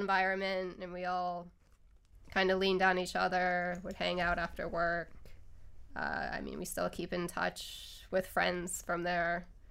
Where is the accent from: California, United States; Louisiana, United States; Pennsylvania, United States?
Pennsylvania, United States; Northeast; moved away; Northeast Pennsylvania